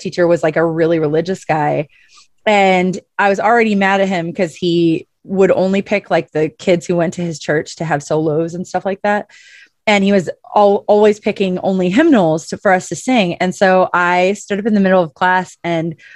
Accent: St. Louis, Missouri, United States; moved away; I'm from St. Louis originally

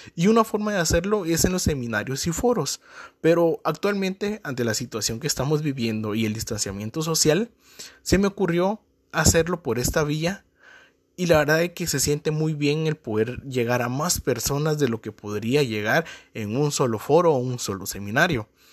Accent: Guatemala; soy de Guatemala

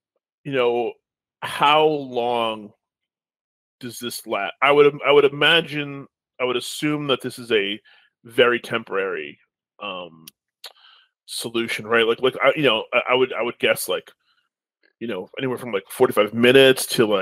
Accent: upstate New York, United States; also born or lived in Okinawa, Japan; I'm from New York, lived upstate New York, you know, all my life

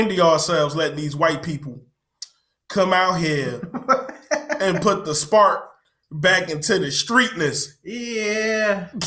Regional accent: Midwest, United States; You saying I'm from the Midwest and you from the Midwest

